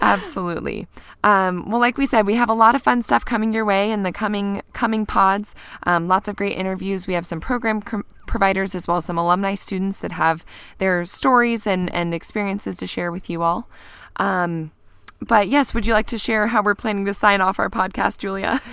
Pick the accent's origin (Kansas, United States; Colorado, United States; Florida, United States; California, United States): Kansas, United States; now in Bend, United States; growing up in Kansas